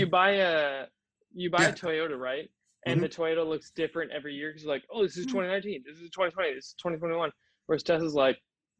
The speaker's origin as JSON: {"language": "English", "country": "United States", "said": "as American"}